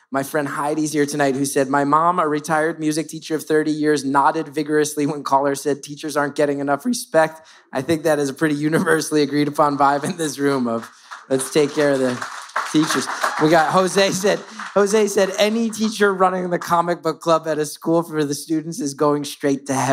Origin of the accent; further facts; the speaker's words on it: Ireland; I'm Irish like Banshee.